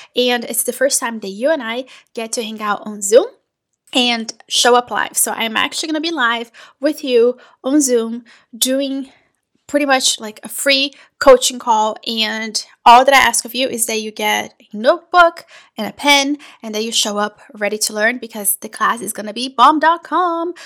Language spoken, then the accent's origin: English; Brazil; also born or lived in Portugal / Italy; now in United States; I am originally from Brazil. I have lived in the US for over 20 years.